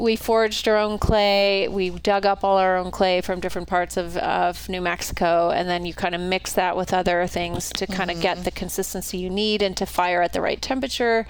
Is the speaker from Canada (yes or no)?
yes; Canada; moved away as an adult; also born or lived in New York; now in Idaho, United States; I'm originally from Canada, but I've been living in the US for the last, I don't know, 30 or so years